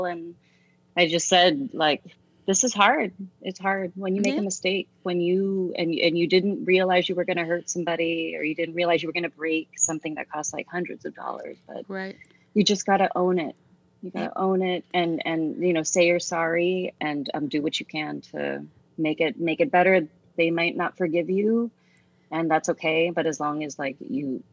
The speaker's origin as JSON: {"language": "English", "country": "United States", "tie": "born or raised there", "said": "being born a Filipina in the United States"}